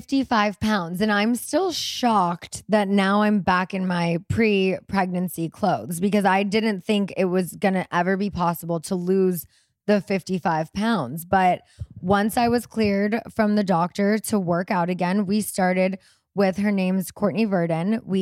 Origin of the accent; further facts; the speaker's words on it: New Zealand; We're from New Zealand.